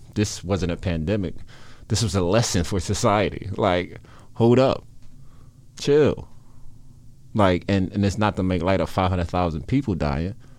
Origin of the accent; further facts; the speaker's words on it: Philadelphia, Pennsylvania, United States; I grew up in South Philadelphia